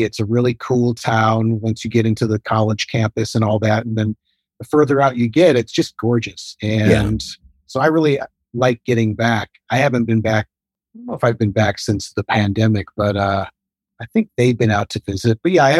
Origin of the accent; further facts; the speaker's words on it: Michigan, United States; accent: Midwest; moved away as an adult; also born or lived in Ann Arbor, Michigan; now in New York, United States; I still feel like this is where I'm from. Like sports teams, that's just all Detroit.